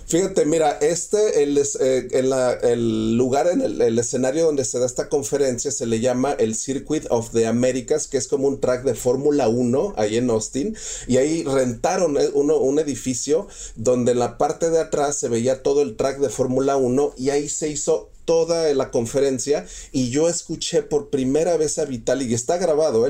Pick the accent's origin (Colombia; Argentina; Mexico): Mexico; yo soy mexicano 100%